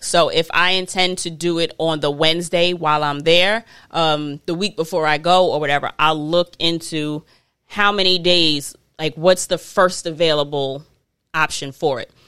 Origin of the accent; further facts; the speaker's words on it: United States; I'm not African, I'm American